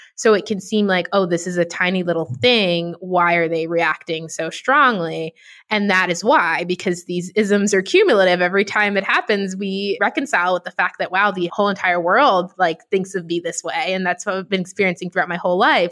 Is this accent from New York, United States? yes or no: yes; New York City, New York, United States; I grew up in New York City